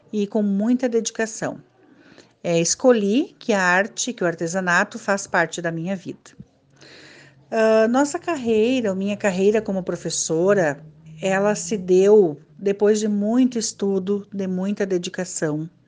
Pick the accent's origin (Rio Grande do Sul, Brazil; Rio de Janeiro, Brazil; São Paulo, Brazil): Rio Grande do Sul, Brazil; Júlio de Castilhos; now in Salto do Jacuí, Brazil; Moro em Salto do Jacuí há 19 anos. Venho de Júlia de Castilhos, onde tenho lá minha família, família do meu esposo e onde vivi boa parte de minha uh, adolescência e de minha juventude.